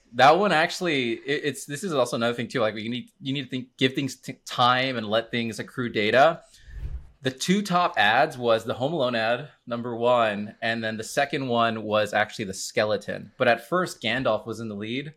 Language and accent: English; Miami, Florida, United States; I am from Miami, Florida. I am a Hispanic, I'm Cuban Puerto Rican